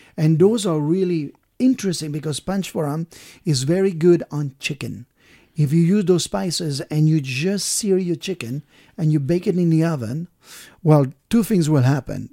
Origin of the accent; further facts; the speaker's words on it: Brittany, France; moved away; I'm from Brittany